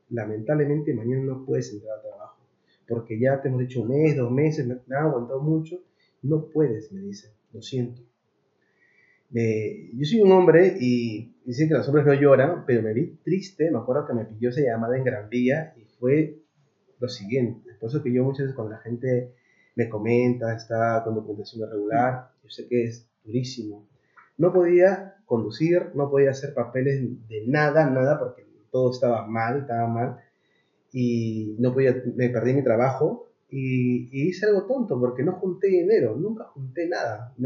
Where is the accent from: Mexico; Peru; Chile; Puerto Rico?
Peru; Lima; moved away as an adult; now in Madrid, Spain; desde Perú, soy peruano, de un barrio que se llama San Juan del Origancho